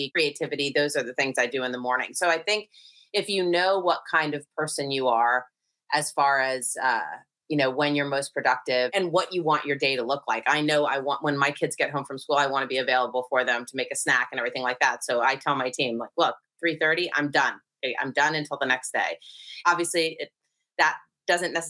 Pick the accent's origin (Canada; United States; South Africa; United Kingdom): United States; California; also born or lived in Connecticut; I grew up in Connecticut, just kind of through elementary school. And then my family moved to California, where I lived through college